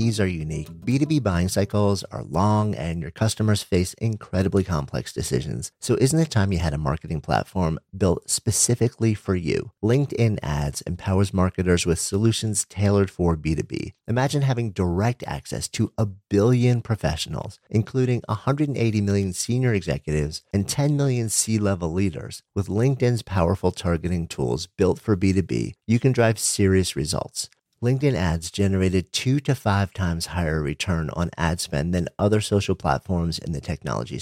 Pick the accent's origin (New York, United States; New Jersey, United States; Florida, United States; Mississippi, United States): New York, United States; New York City; I'm from New York